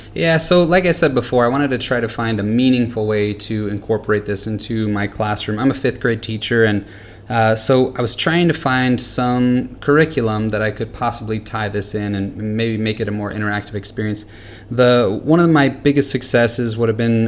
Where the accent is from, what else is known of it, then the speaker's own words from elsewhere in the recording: California, United States; moved away as an adult; now in Singapore; I'm originally from California